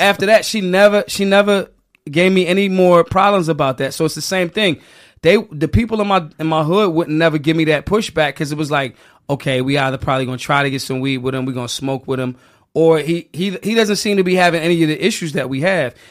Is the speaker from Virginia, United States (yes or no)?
no; Philadelphia, Pennsylvania, United States; I'm from Philly. Philly people love the debauchery